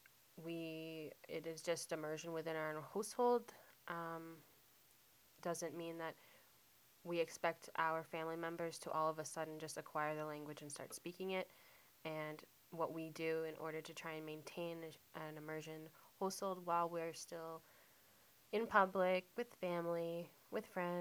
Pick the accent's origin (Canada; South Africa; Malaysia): Canada; Mount Uniacke, Nova Scotia; moved away; also born or lived in Ottawa; I was born in Nova Scotia in Mount Uniac. Shout out to my Mount Uniac family.